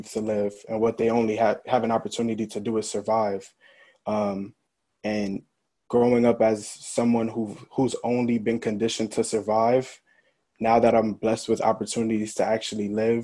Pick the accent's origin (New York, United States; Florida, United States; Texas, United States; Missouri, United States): New York, United States; New York City; moved away as an adult; also born or lived in Hartford, Connecticut; growing up in the Bronx